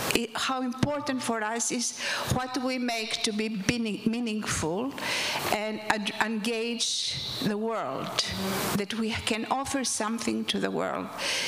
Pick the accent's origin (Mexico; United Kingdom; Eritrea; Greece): Greece; Athens, Attica; moved away as an adult; now in New York, United States; As I grew up in Athens, in Greece